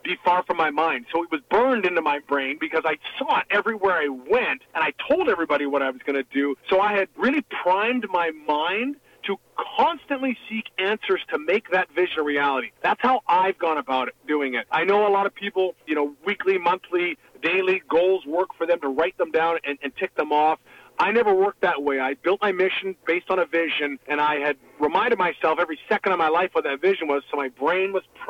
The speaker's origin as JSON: {"language": "English", "country": "Canada", "also_born_or_lived": "Hamburg, Germany", "said": "coming as a Canadian"}